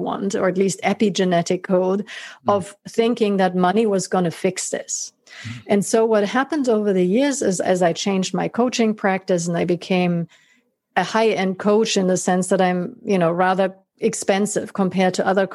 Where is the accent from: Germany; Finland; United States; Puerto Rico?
Germany; the very affluent neighborhood in which I grew up in Germany